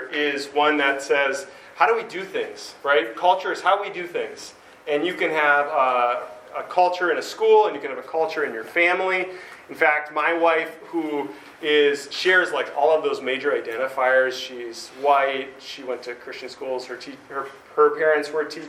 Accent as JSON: {"language": "English", "country": "United States", "said": "I'm American"}